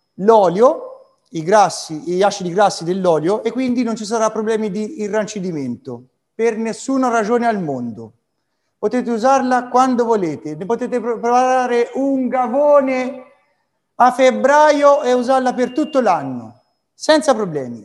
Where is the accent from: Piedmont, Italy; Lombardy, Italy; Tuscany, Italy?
Tuscany, Italy; Arezzo; amo infinitamente la mia terra e la mia città. Francesco Redi, mio avo, aretino